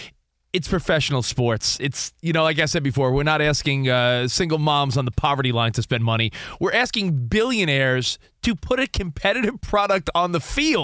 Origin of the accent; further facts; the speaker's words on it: New York, United States; now in Los Angeles, United States; I'm a transplant. I'm a New Yorker who lives out here in L.A.